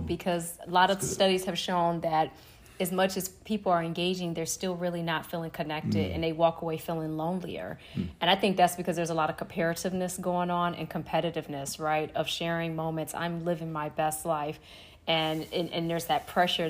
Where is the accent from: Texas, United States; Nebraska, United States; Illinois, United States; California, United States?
Illinois, United States; Chicago; I'm from Chicago